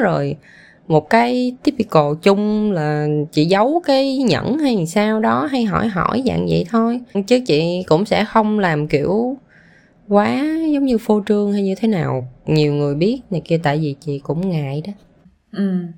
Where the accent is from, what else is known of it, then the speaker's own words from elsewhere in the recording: Vietnam; moved away; mình nó có cái tuổi thơ ở Việt Nam